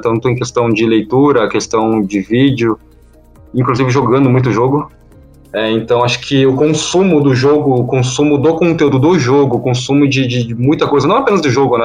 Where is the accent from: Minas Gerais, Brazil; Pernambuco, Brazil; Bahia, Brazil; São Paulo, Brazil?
São Paulo, Brazil; eu sou de São Paulo